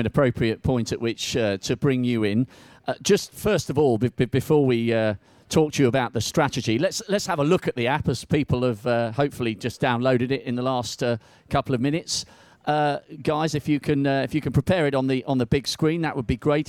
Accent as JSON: {"language": "English", "country": "United Kingdom", "said": "we're British"}